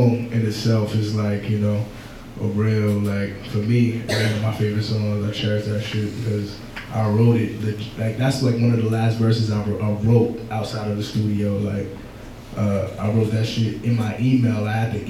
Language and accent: English; New York City, New York, United States; I'm from Brooklyn